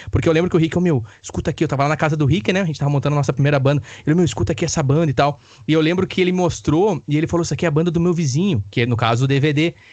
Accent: Campo Bom, Rio Grande do Sul, Brazil; amigos que eu conheci através da música, através da cidade de onde eu nasci, me criei, que é Campo Bom.

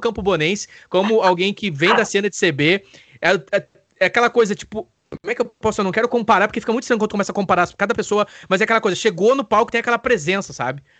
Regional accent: Araricá, Rio Grande do Sul, Brazil; Eu sou de Araricá, só um adendo aqui.

